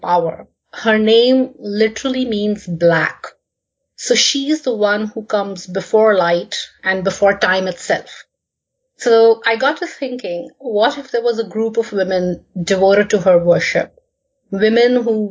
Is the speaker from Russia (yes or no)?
no; India; moved away as an adult; now in Canada; I was born and brought up in India, but I have lived and worked in many different countries